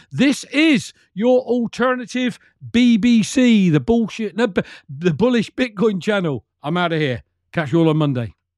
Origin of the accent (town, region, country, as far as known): United Kingdom